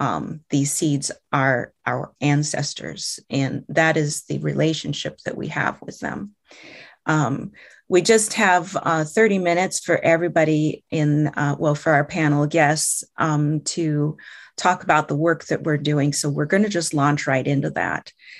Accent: Iowa, United States; First off, let me introduce myself. And I am from the Meskwaki tribe. Our community is located in central Iowa.

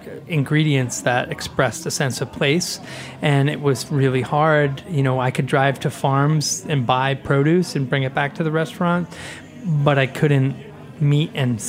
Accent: Rhode Island, United States; I grew up in Rhode Island on the coast

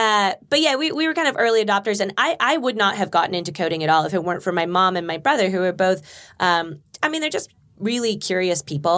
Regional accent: Burbank, California, United States; I grew up in Burbank.

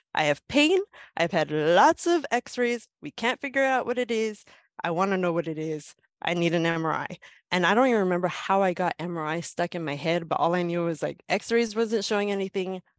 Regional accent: Los Angeles, California, United States; I am from Southern California, born and raised in downtown Los Angeles

